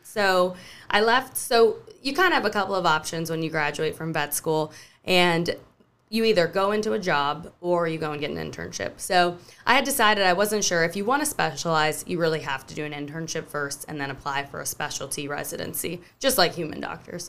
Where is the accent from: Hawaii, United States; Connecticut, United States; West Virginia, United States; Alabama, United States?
Hawaii, United States; Maui; moved away as an adult; also born or lived in San Luis Obispo, California; now in Charleston, United States; I grew up in Hawaii